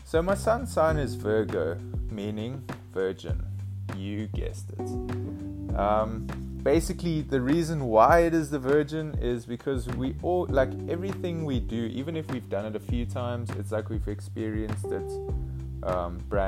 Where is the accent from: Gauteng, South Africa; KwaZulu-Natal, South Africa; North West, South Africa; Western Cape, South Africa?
Western Cape, South Africa; Cape Town; I'm currently 22 years old and I'm from Cape Town, South Africa